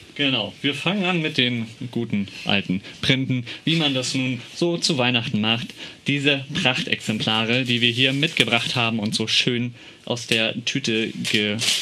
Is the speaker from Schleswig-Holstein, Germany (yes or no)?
yes; Schleswig-Holstein, Germany; komme aus Schleswig-Holstein und bei uns im Norden